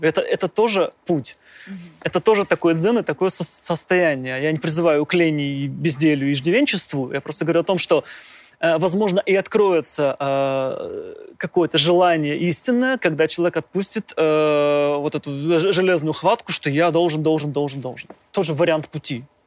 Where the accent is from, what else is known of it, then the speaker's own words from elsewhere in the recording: Kirov, Kirov Oblast, Russia; moved away; когда ты родился, допустим, в, в глубокой провинции, я, я из города Кирова, то есть просто я не, не, не москвич